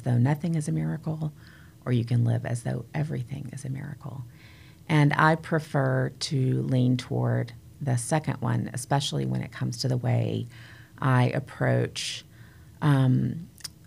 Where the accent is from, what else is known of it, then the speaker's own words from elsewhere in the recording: United States; I grew up near the Smoky Mountains